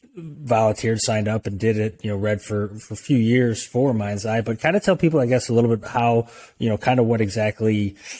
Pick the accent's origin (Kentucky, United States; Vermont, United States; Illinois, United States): Illinois, United States; Belleville; I grew up in Belleville my whole life, lived here all through high school